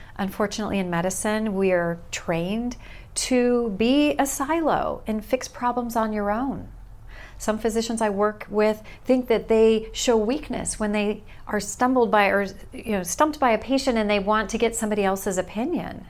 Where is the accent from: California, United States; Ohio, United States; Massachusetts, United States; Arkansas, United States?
California, United States; moved away as an adult; also born or lived in Omaha, Nebraska; now in Salem, United States; I was born and raised in California